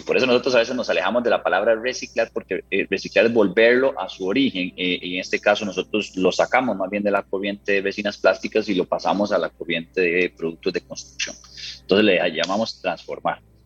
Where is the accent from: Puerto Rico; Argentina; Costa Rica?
Costa Rica; como ticos orgullosos que somos